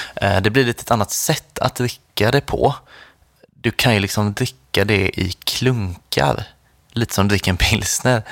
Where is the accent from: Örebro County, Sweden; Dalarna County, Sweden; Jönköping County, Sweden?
Jönköping County, Sweden; Nässjö; i Nässjö, där jag kommer ifrån